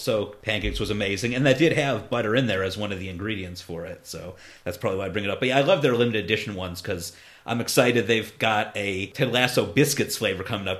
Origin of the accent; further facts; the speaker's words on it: Ohio, United States; I'm from Ohio, yeah.